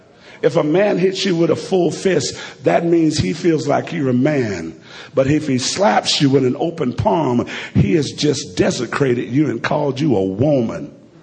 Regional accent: Alabama, United States; Only thing I can equate this to is, fortunately, I'm from Alabama.

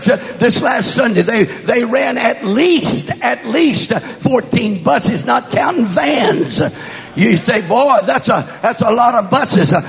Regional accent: West Texas, United States; moved away; also born or lived in California; born and raised in my formative years in West Texas, not East Texas

